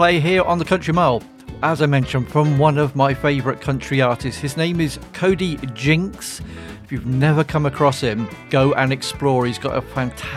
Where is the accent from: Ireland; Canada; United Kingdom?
United Kingdom; England; I am from England, so I have to say Zed